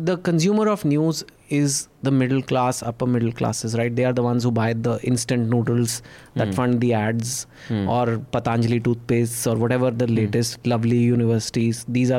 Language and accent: English; Delhi, Punjab, India; But I'm from Punjab, Delhi, whatever.